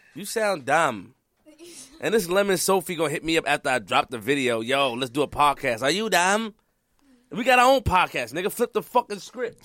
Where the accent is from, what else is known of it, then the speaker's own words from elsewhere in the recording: New York City, New York, United States; I'm from Queens, and I'm from the Webb and Nittany era